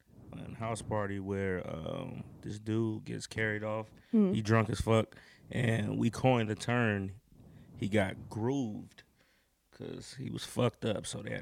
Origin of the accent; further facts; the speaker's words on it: Durham, North Carolina, United States; I'm from North Carolina, Durham, to be exact.